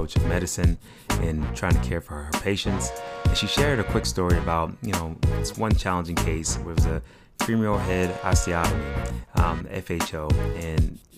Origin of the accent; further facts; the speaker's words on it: Pittsburgh, Pennsylvania, United States; I'm from Pittsburgh